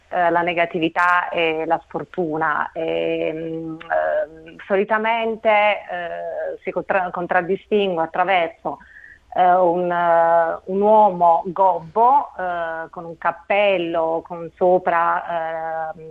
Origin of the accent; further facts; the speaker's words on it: Naples, Campania, Italy; io vengo da Intanto a Napoli basta passeggiare lungo le strade